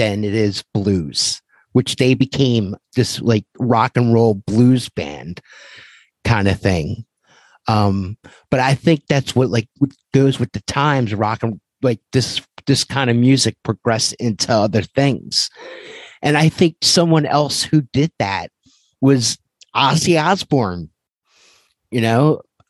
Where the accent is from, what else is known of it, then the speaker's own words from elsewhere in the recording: Philadelphia, Pennsylvania, United States; growing up in Philadelphia